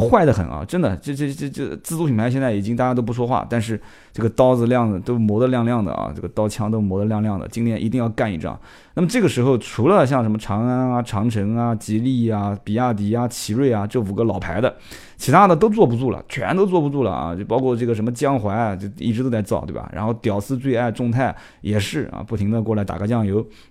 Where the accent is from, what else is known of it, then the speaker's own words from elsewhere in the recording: Nanjing, Jiangsu, China; accent: Nanjing dialect; 我们南京话讲就是很摆